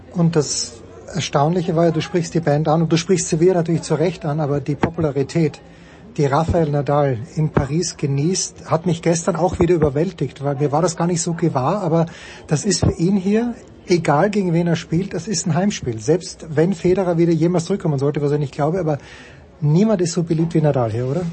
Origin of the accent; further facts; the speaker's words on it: Austria; ich verstehe den Impuls als Österreicher